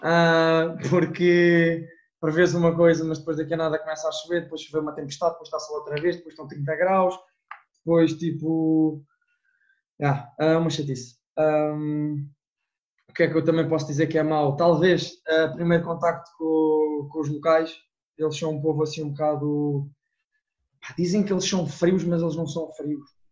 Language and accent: Portuguese; Portugal; moved away; eu digo que sou de Portugal